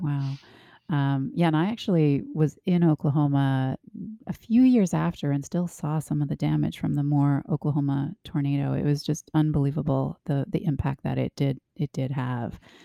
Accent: Canada; I grew up in Canada

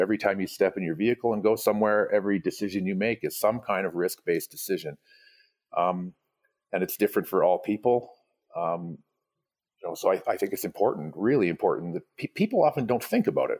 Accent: Vancouver Island, British Columbia, Canada; now in Canmore, Canada; I grew up on the West Coast of Canada, um, Vancouver Island

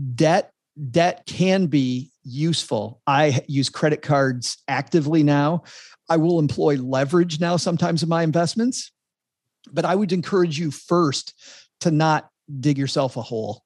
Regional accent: Texarkana, United States; my hometown of Texarkana

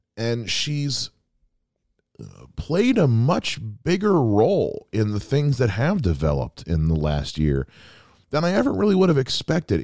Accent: South Carolina, United States; moved away; my home state of South Carolina

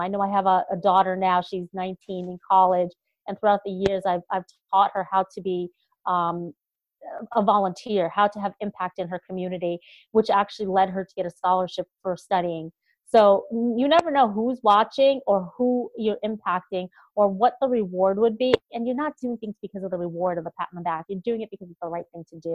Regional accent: upstate New York, United States; also born or lived in Boston; this small town girl is going to do that here in Albany, New York

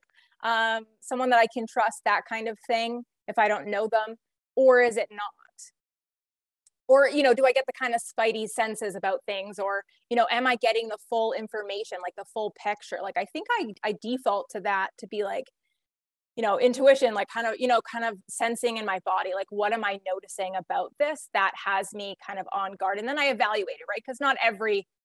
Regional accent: Canada; I'm like the only Canadian that's here

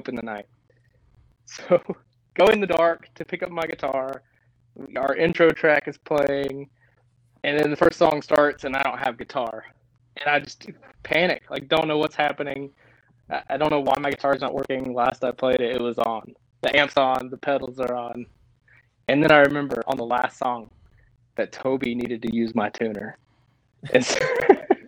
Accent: Tennessee, United States; also born or lived in Knoxville, Tennessee / Crossville, Tennessee / Memphis, Tennessee / Lebanon, Tennessee; now in Nashville, United States; I'm from Tennessee. I was born in Knoxville and moved to Crossville, where no one knows where that is probably, and then moved to Memphis, Tennessee. My dad was a pastor, so he moved us around Tennessee a lot

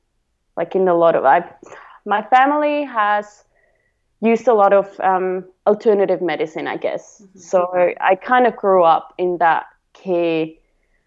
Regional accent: Switzerland; now in Victoria, Australia; I'm from Switzerland, so in Switzerland it's very common to go

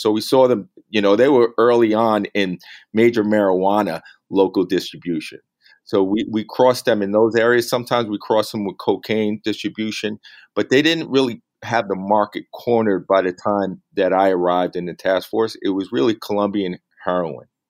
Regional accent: New York City, New York, United States; moved away as an adult; also born or lived in San Diego, California; was able to come back to my hometown of New York City

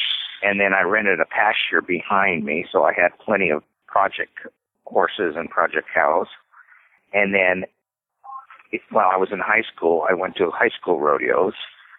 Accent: Albuquerque, New Mexico, United States; moved away as an adult; also born or lived in Durango, Colorado; when I was growing up in Albuquerque, New Mexico

